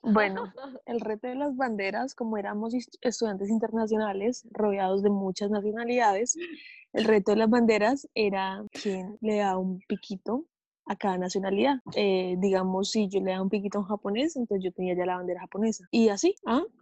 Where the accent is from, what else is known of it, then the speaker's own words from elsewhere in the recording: Colombia; moved away as an adult; now in Omaha, United States; soy de Colombia